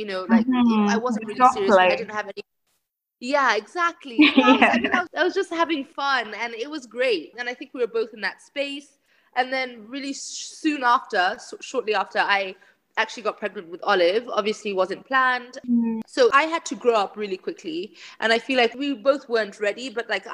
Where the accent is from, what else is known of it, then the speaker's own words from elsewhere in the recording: Kenya; I was born and raised in Kenya